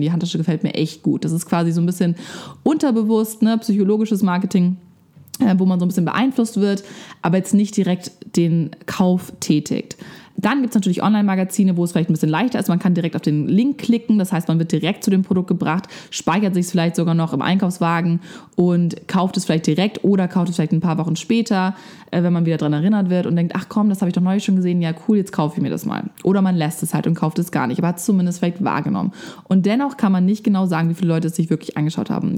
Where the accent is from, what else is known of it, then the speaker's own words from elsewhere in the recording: Germany; bei uns in Deutschland